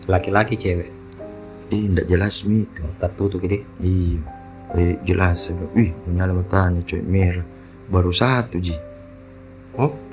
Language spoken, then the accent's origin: Indonesian; Makassar, South Sulawesi, Indonesia; sebagai orang Todopul itu iya baru tempat tahu